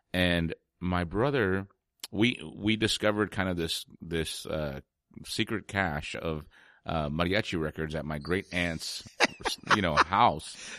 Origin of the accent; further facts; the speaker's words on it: San Antonio, Texas, United States; growing up in San Antonio.